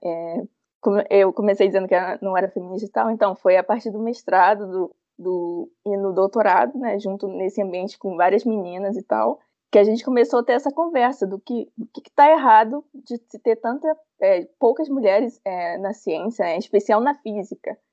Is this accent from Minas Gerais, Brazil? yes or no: no; Ceará, Brazil; now in Rio de Janeiro, Brazil; Eu sou cearense